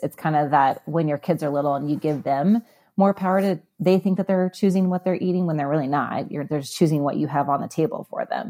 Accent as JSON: {"language": "English", "region": "Midwest", "country": "United States", "tie": "born or raised there", "said": "I grew up in the Midwest"}